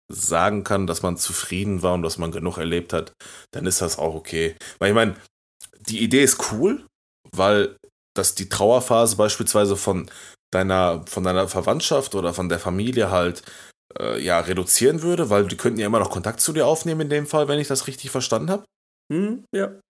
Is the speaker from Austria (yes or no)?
no; Turkey; aber ich bin Türke